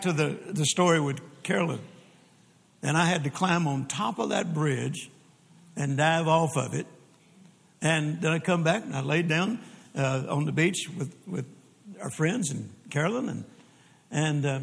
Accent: Louisiana, United States; also born or lived in Mississippi; now in Texas, United States; I was born in Mississippi and grew up in Louisiana and then got to Texas just as fast as I could.

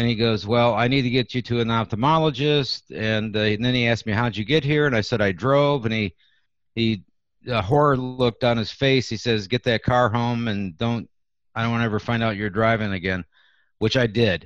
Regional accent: Detroit, Michigan, United States; now in Iowa City, United States; I grew up in Detroit

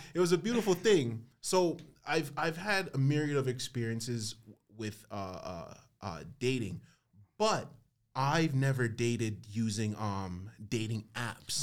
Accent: Toronto, Ontario, Canada; I'm from Scarborough

